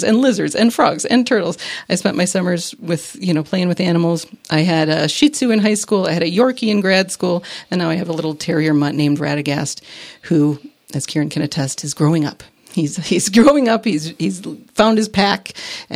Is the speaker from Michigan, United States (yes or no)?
yes; Michigan, United States; I grew up rurally in Michigan